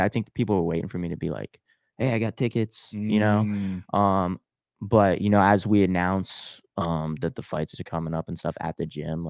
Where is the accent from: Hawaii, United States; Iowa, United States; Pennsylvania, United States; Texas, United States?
Pennsylvania, United States; Pittsburgh; born there; Yeah, I was born in Pittsburgh.